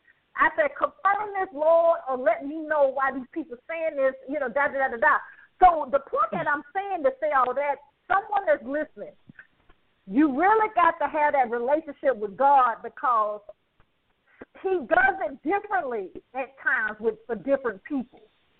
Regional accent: Alabama, United States; I'm from Alabama

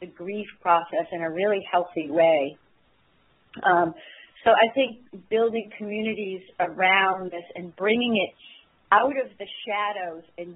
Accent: Maine, United States; I'm from Maine

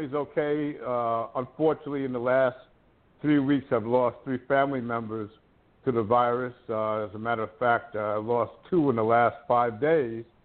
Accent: New York City, New York, United States; I'm born and bred in Brooklyn

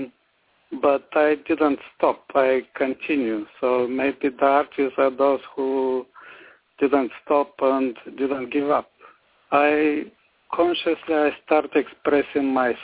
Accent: Sliven, Sliven Province, Bulgaria; moved away as an adult; also born or lived in Kazanlak, Bulgaria / Veliko Tarnovo, Bulgaria; now in Florida, United States; I was born and raised in Bulgaria

